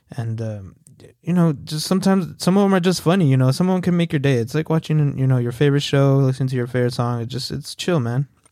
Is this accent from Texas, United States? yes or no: yes; El Paso, Texas, United States; moved away as an adult; now in Fort Worth, United States; I'm from El Paso, Texas. Uh, shout out E P T, born and raised